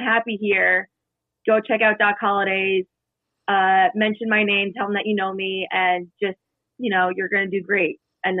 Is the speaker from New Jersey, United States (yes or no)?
yes; New Jersey, United States; moved away as an adult; also born or lived in Brooklyn / Upper East Side; now in New York City, United States; I'm from South Jersey originally.